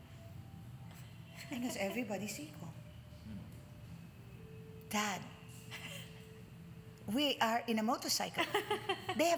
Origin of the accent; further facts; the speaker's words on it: Manila, Metro Manila, Philippines; moved away as an adult; also born or lived in Los Angeles, United States / New York, United States / Chicago, United States; now in United States; I was born in Tondo